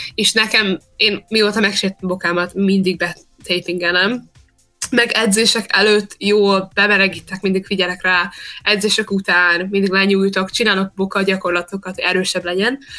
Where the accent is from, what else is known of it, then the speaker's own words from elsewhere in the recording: Australia; also born or lived in Hungary; amikor kettő éves voltam, kiköltöztünk, szóval itt nőttem fel